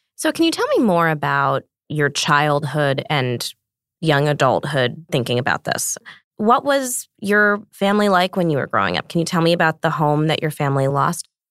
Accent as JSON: {"language": "English", "town": "Montclair", "region": "New Jersey", "country": "United States", "tie": "born or raised there", "said": "I grew up in New Jersey"}